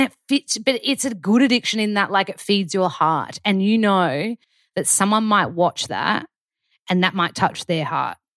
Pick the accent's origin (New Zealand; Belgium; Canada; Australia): Australia; moved away as an adult; now in United States; being an Australian